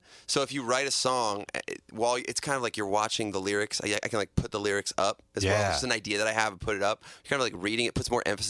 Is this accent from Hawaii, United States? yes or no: no; New York, United States; I'm from New York, so I can get pretty chill.